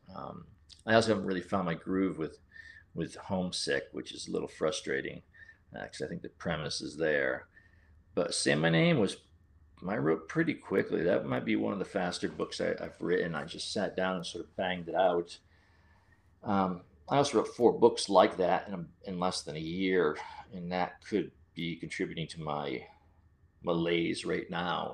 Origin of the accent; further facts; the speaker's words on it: Central Connecticut, United States; moved away; my hometown